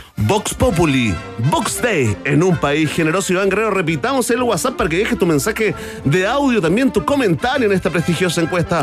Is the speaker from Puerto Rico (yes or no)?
no; Chile; como buenos chilenos, sí, como buenos chilenos y periodistas promedio